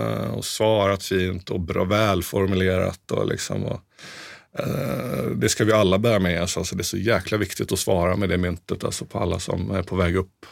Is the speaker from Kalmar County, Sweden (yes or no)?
yes; Mönsterås, Kalmar County, Sweden; moved away as an adult; also born or lived in Piteå; now in Stockholm, Sweden; vi hade en jättefin musikaffär där vi kommer från i Mönsterås